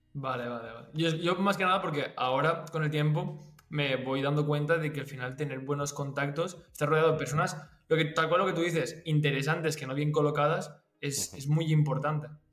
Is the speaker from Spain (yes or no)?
yes; Valencia, Valencian Community, Spain; yo que soy de Valencia